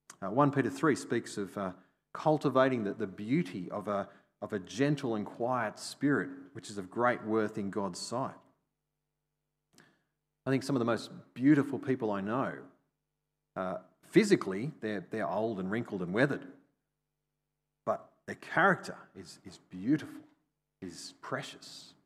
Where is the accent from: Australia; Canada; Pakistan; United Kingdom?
Australia; I mean, it's kind of part of being Australian.